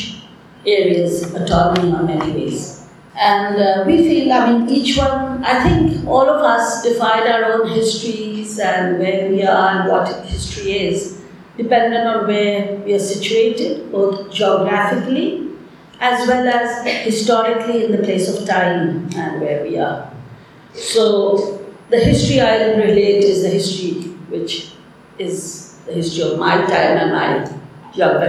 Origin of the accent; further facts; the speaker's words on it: Bangladesh; I'm from Bangladesh